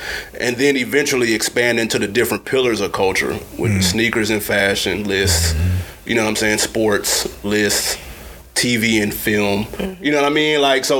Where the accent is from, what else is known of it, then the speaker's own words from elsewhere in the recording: Nashville, Tennessee, United States; because I'm from Tennessee. I'm from Nashville.